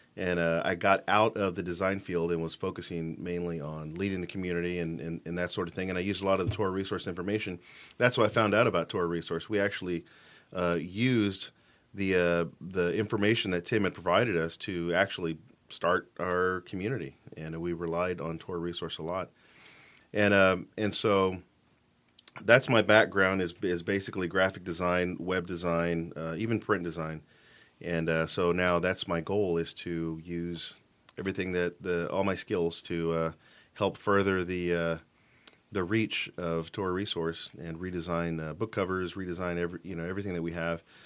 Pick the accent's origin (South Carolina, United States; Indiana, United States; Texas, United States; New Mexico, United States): Texas, United States; Fort Worth; moved away as an adult; also born or lived in Dallas, Texas / Denver, Colorado; now in Washington, United States; I'm from Fort Worth, Texas